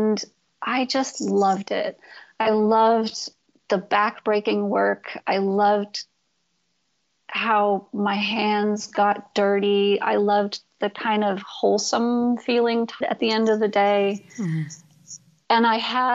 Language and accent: English; Storrs, Connecticut, United States; also born or lived in New Jersey; I was born in New Jersey, and I spent about 6 months there with my parents before they moved to northeastern Connecticut, Storrs, Connecticut